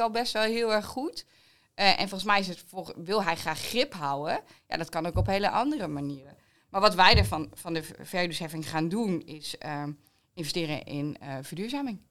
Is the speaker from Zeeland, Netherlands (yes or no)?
no; East Groningen, Netherlands; also born or lived in The Hague; ik kom natuurlijk uit Oost-Groningen, dus ik hou van het open landschap